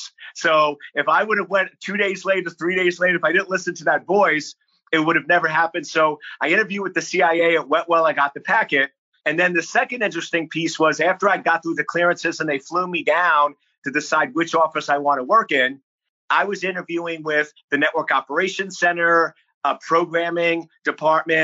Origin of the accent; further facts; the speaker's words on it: Lake Ronkonkoma, New York, United States; now in Virginia, United States; I'm born and raised on Long Island, New York.